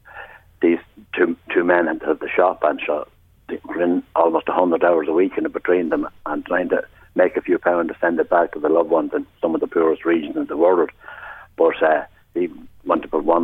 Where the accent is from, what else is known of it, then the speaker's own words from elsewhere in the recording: Navan, Leinster, Ireland; our town, my town, everyone's town that's born and bred in Navan